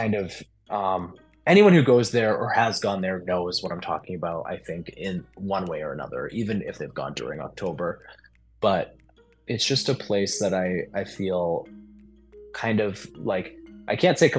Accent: Salisbury, Massachusetts, United States; now in Chicago, United States; I grew up outside of Salem. I grew up in Salisbury, but my parents are from Beverly, Mass

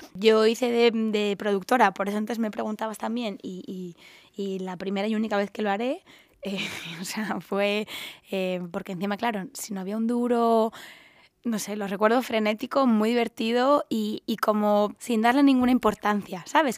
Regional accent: Andalusia, Spain; also born or lived in Los Angeles, United States; now in Madrid, Spain; yo soy la única andaluza, tampoco me siento muy andaluza

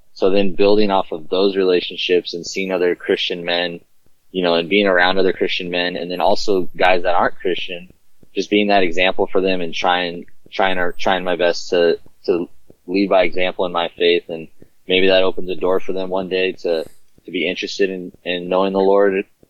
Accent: Southern California, United States; I was born and raised in Southern California

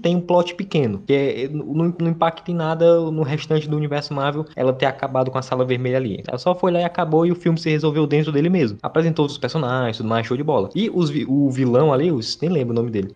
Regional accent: Ceará, Brazil; accent: nordestino; sou do Ceará

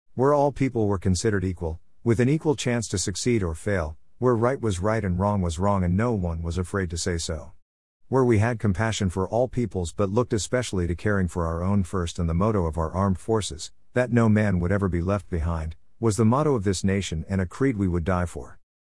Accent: United States; the kind of country that I was blessed to grow up

